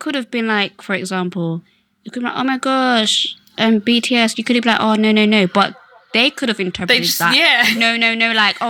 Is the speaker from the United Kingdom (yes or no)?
yes; Slough, South East England, United Kingdom; I can't be bothered to explain where Slough is. So if you think I'm from London, I'm from London.